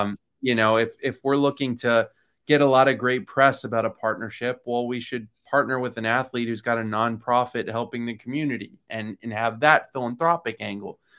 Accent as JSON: {"language": "English", "region": "Florida", "country": "United States", "tie": "born or raised there", "said": "I grew up in Florida"}